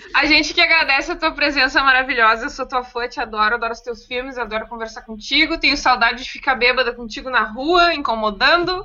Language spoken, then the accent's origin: Portuguese; Viamão, Rio Grande do Sul, Brazil; eu sendo de Viamão, sendo de Viamão